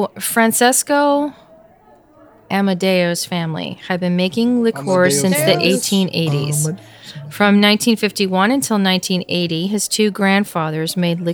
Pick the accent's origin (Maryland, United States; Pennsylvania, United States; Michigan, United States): Pennsylvania, United States; I am from Pennsylvania and pretty darn proud of it.